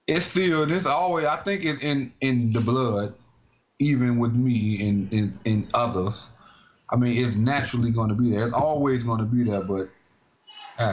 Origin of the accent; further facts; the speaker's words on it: United States; I am an American.